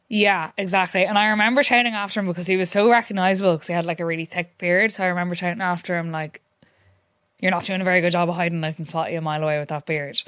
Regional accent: Sligo, Connacht, Ireland; moved away as an adult; now in Galway, Ireland; I am from Sligo, but I've been living in Galway for the last while

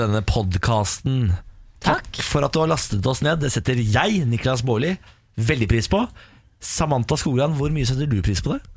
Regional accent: Moss, Østfold, Norway; nå er jeg fra Moss.

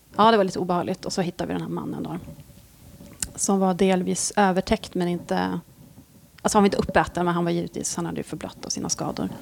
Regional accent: Norrland, Sweden; moved away; jag är från Norrland

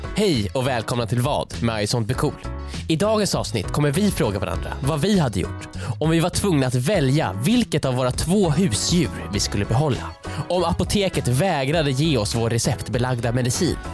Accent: Lindholmen, Stockholm County, Sweden; Lindholmen där eh, jag, Viktor och jag och Joel är uppväxta

